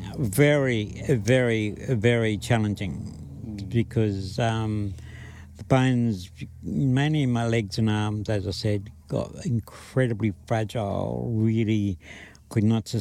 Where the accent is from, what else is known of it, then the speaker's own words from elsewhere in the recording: Charleville, Queensland, Australia; born there; they came up to where I was born in Charleville, Western Queensland, saw me and knew that they were going to care for me.